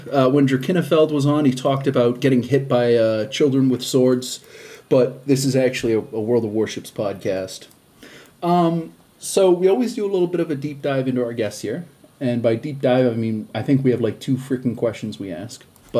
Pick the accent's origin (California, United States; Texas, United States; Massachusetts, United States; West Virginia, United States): Massachusetts, United States; Boston; I'm from Boston.